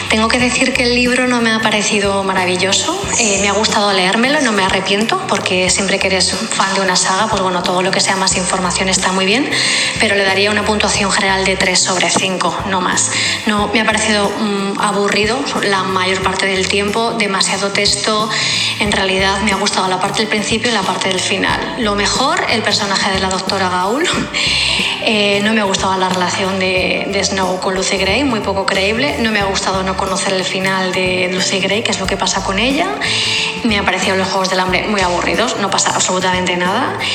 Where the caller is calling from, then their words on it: Barcelona, Catalonia, Spain; de Barcelona.